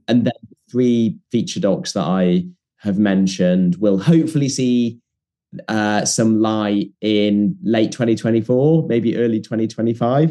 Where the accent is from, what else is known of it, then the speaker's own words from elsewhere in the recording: Leeds, Yorkshire and the Humber, United Kingdom; I grew up in Leeds